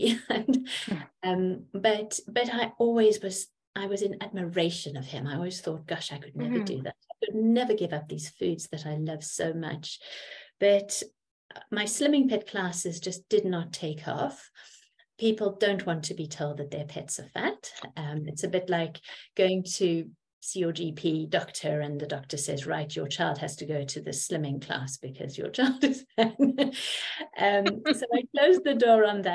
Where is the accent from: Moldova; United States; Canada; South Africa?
South Africa; I grew up in South Africa and I have a French mother